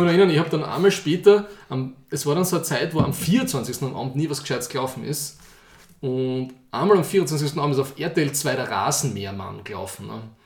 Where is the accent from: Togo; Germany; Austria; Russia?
Austria; Ich, als echter Österreicher, habe immer nur das Christkind gekannt.